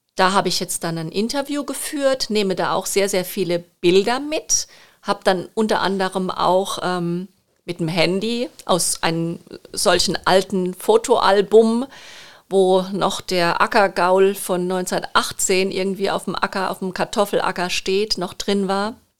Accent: Rhineland-Palatinate, Germany; accent: Palatine; ich bin gebürtige Pfälzerin und liebe die Pfalz

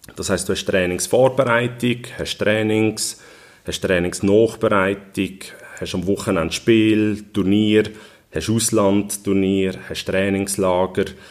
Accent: Switzerland; ich bin hier in der Region geboren, aufgewachsen mit dem FCB

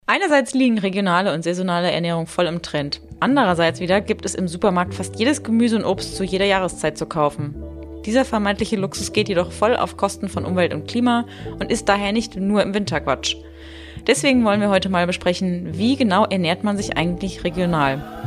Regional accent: Germany; now in Munich, Germany; ich komme ursprünglich aus der Nähe vom Odenwald

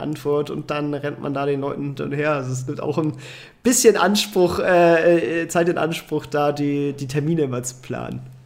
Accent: Kiel, Schleswig-Holstein, Germany; now in Hanover, Germany; ich komme ja ursprünglich aus Kiel, wohne jetzt in Hannover

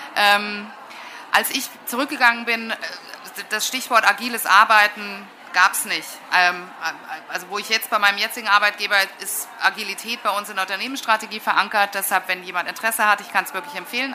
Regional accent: West Germany, Germany; also born or lived in England; now in Munich, Germany; ich komme jetzt aus Westdeutschland

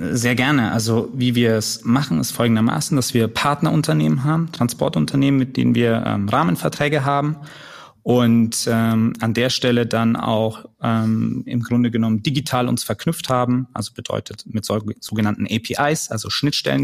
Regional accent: Nuremberg, Bavaria, Germany; moved away; ich komme ursprünglich aus Nürnberg, bin dort geboren und aufgewachsen

